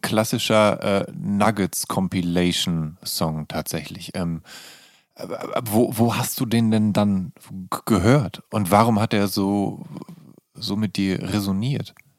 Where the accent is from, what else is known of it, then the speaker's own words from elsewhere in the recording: Viersen, North Rhine-Westphalia, Germany; now in Berlin, Germany; meiner Heimatstadt